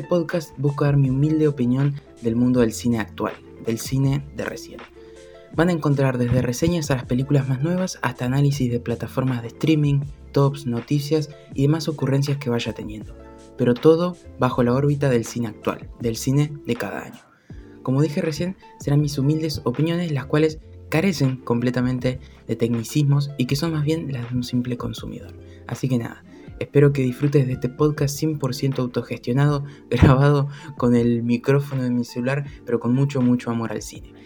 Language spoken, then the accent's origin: Spanish; Argentina; soy argentino